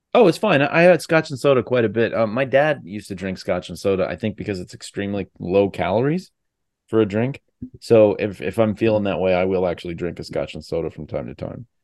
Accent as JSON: {"language": "English", "area": "Fairfax County", "region": "Virginia", "country": "United States", "tie": "born or raised there", "said": "I grew up in Fairfax County, Virginia"}